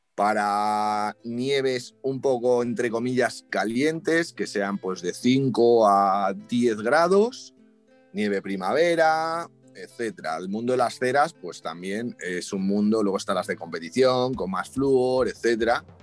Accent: Madrid, Community of Madrid, Spain; yo justo soy de Madrid

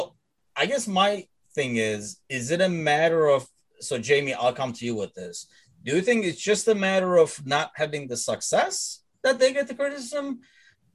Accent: Turkey; now in United States; I'm originally from Turkey.

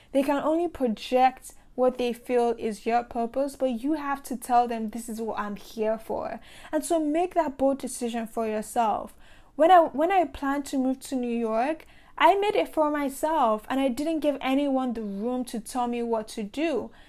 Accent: Nigeria; I grew up in Nigeria

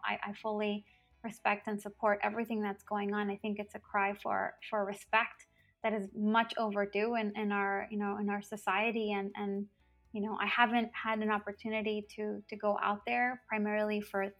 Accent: Brownsville, Texas, United States; moved away as an adult; now in Madison, United States; I grew up in Brownsville

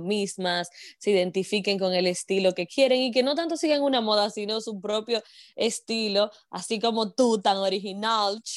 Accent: Moca, Espaillat, Dominican Republic; moved away as an adult; now in United States; soy mocana, dominicana de pura cepa

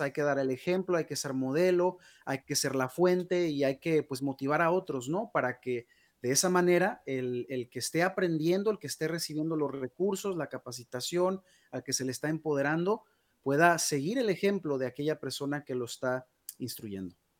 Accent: Guadalajara, Jalisco, Mexico; now in United States; yo nací en Guadalajara, Jalisco, México. Ya tengo ya 21 años viviendo en los Estados Unidos.

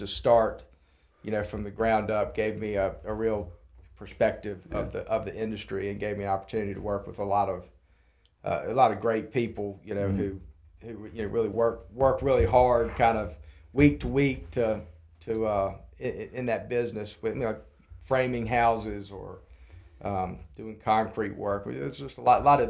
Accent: Lynchburg, Virginia, United States; also born or lived in Roanoke, Virginia / Charlottesville, Virginia / Atlanta, Georgia; I was born in Lynchburg, Lynchburg General Hospital, in 1978, June 17th. And lived here until I was 10 years old

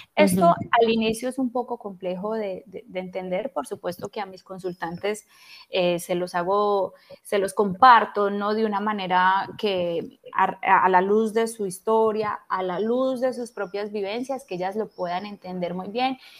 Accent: Pereira, Risaralda, Colombia; also born or lived in Bogotá, Colombia / Spain; now in Turin, Italy; soy colombiana, en este momento estoy residiendo en Italia, vivo en el norte de Italia, en Turín, aquí límite con, bueno, es la parte más norte de Italia. estudié, estudié en España. Y antes de eso, bueno, yo nací en Pereira, en el hermoso eje cafetero colombiano, pero hace muchos años me fui de allí porque vivía en Bogotá.

